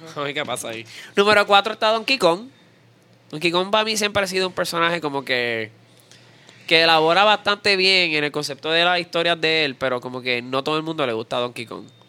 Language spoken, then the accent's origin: Spanish; Puerto Rico; nosotros los puertorriqueños.